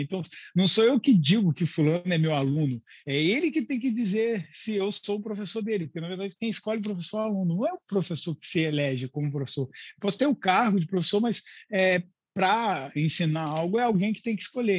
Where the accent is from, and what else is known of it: Brazil